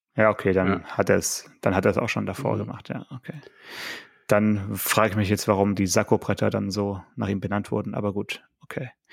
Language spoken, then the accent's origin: German; Swabia, Germany; ich bin ja auch Schwabe.